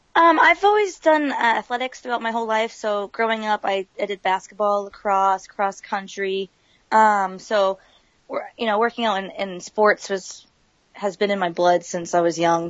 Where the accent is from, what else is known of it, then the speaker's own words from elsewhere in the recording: San Dimas, California, United States; moved away; also born or lived in Massachusetts; I'm from San Dimas, California